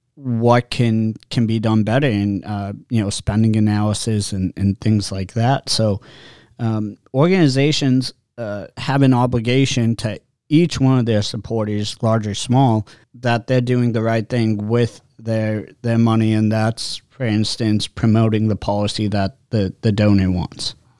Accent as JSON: {"language": "English", "region": "Massachusetts", "country": "United States", "tie": "born or raised there", "also_born_or_lived": "New Hampshire", "said": "growing up in Massachusetts and New Hampshire"}